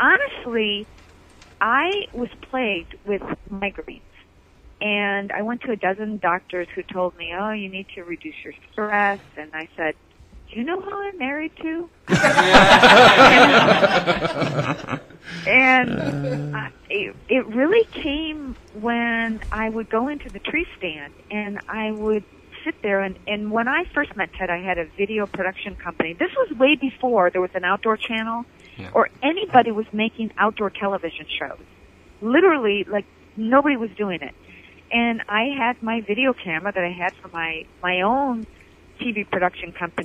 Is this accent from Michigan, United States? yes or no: yes; Michigan, United States; Born and raised in Michigan